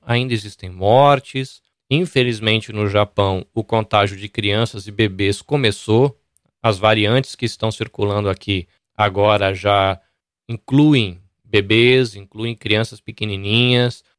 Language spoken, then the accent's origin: Portuguese; Brazil; now in Japan; eu sou brasileiro ou espanhol